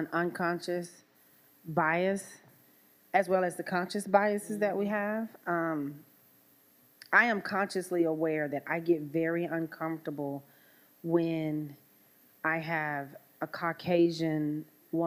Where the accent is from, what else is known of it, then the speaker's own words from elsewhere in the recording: Louisiana, United States; growing up in Louisiana in a very diverse family.